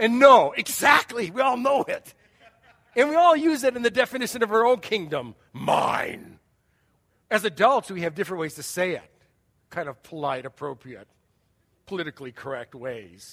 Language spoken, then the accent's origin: English; United States; I'm an American